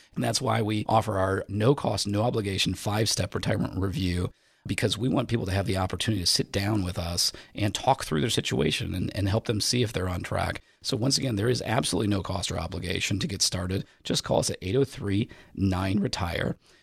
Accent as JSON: {"language": "English", "region": "Indiana", "country": "United States", "tie": "born or raised there", "said": "I was born and raised in Indiana"}